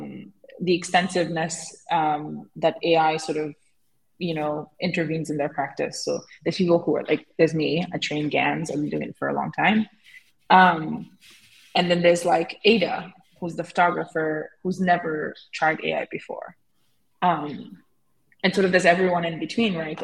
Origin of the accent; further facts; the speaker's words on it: Senegal; I grew up in Senegal